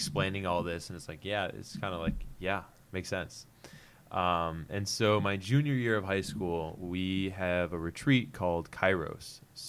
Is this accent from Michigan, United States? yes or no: yes; Flint, Michigan, United States; moved away; I grew up in just outside Flint, Michigan. So your boy's an out-of-stater. And so I grew up, my family was Lutheran. Went to public schools